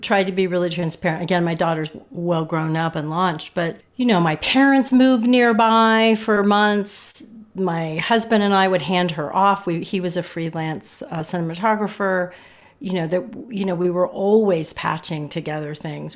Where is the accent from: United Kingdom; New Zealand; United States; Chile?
United States; I'm American